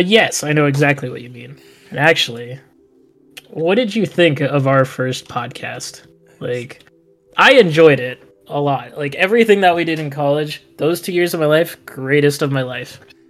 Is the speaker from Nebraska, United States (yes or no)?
yes; Nebraska, United States; moved away as an adult; now in South Dakota, United States; I'm also from the Midwest, surprise, surprise, and the little known part of the world known as Nebraska, aka not known at all.